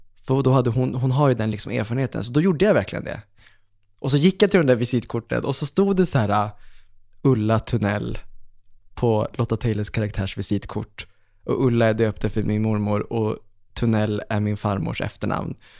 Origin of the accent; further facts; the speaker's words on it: Umeå, Västerbotten County, Sweden; moved away; jag var hemma i Umeå, minns jag. Och så satt jag hemma med pappa